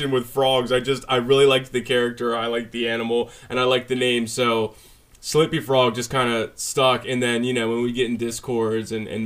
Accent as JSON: {"language": "English", "town": "Baltimore", "region": "Maryland", "country": "United States", "tie": "born or raised there", "also_born_or_lived": "Parkville, Baltimore County, Maryland", "lives_now": "Carroll County, United States", "said": "originally, I grew up in Baltimore. My family, we moved out of Baltimore when I was like 12 or 11 or 12. Then I moved up to Baltimore County in like this little town called Parkville."}